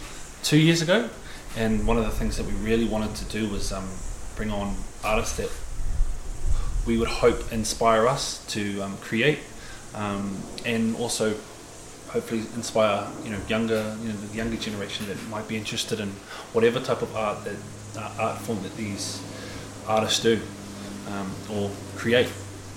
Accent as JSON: {"language": "English", "town": "Whangarei", "region": "Northland", "country": "New Zealand", "tie": "born or raised there", "moved": "yes", "said": "I'm originally from Whangarei. Brought up there, and it's just beautiful to get home."}